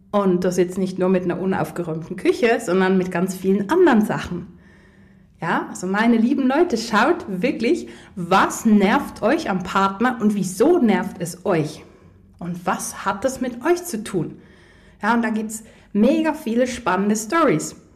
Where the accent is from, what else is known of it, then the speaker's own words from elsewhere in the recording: Poland; Ich komme ja aus Polen ursprünglich und hey, Polen, die sind immer sehr herzlich und sehr offen.